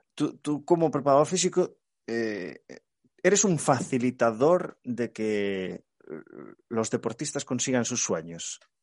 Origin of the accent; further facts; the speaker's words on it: Galicia, Spain; como buen gallego